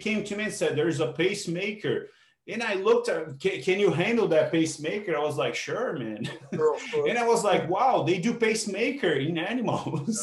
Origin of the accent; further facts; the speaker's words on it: Brazil; moved away as an adult; now in Canada; I feel that I'm Brazilian. I'm also Canadian now, but I'm truly a Brazilian man, I guess. You know, I like to keep my roots. You know, that's where I come from. You know, I spent 30 years of my life there.